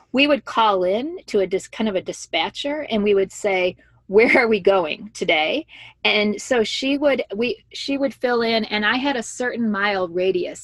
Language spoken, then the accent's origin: English; Joliet, Illinois, United States; moved away as an adult; also born or lived in Washington, D.C.; I grew up in Joliet, Illinois